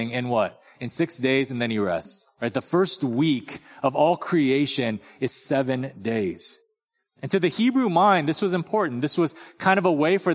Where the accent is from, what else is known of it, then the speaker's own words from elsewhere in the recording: Torrance, California, United States; now in Texas, United States; in Torrance, where I grew up